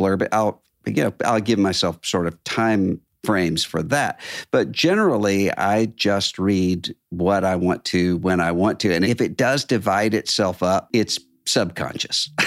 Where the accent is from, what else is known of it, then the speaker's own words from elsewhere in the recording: Biloxi, Mississippi, United States; moved away; my hometown, Biloxi, Mississippi